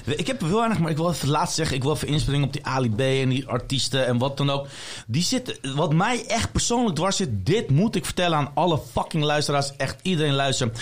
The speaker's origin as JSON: {"language": "Dutch", "town": "Leiden", "region": "South Holland", "country": "Netherlands", "tie": "born or raised there", "said": "Ik kom uit Leiden. Ik ben geboren en getogen in Leiden."}